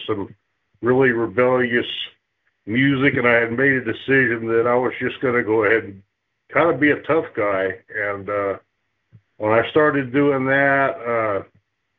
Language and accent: English; Lancaster, California, United States; also born or lived in Long Beach, California; by the time I was about 5 years old, we had moved to Lancaster, California.